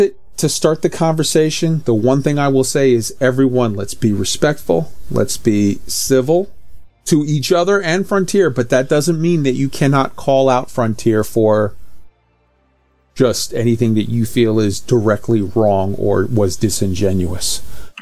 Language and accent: English; United States; as an American